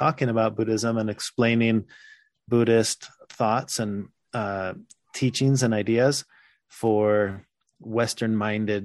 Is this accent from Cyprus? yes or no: no; Mexico; also born or lived in Texas, United States; now in Utah, United States; I was born in Texas. I grew up in Mexico.